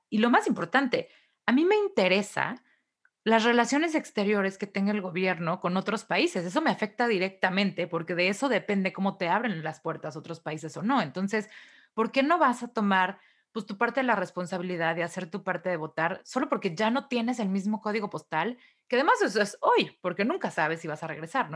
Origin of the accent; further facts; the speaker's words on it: Mexico; moved away; yo estaba chiquilla y todavía vivía en México